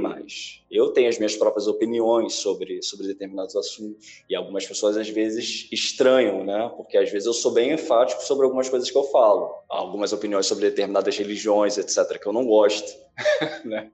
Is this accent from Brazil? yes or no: yes; Brazil; a gente tem muita facilidade sendo brasileiro